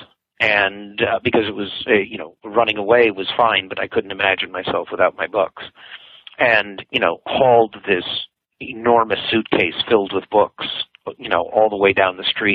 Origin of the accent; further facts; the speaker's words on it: Detroit, Michigan, United States; moved away as an adult; also born or lived in Geneva, Switzerland / Ann Arbor, Michigan; I was born in Detroit, Michigan, in 1953